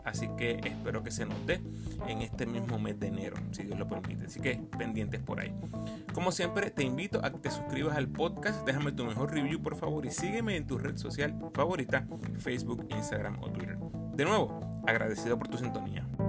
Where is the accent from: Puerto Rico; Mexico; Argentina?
Puerto Rico; moved away; yo como boricua que soy